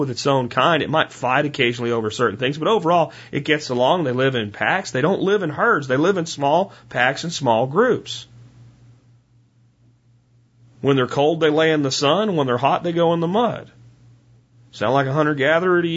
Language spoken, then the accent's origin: English; Pennsylvania, United States; I'm from Pennsylvania because I say PA instead of Pennsylvania